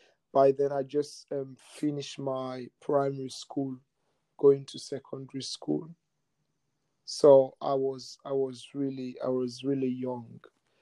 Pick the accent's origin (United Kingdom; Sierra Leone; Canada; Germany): Sierra Leone; now in Australia; I was born in Sierra Leone.